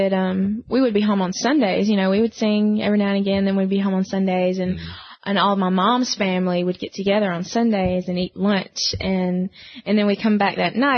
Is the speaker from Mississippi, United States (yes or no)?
yes; Waynesboro, Mississippi, United States; moved away as an adult; now in Nashville, United States; we grew up in South Mississippi. And love it down there. All of our family's down there.